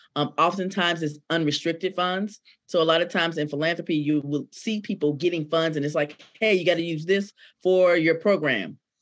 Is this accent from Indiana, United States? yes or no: no; Decatur, Georgia, United States; I am born and raised in Decatur, Georgia, by way of Atlanta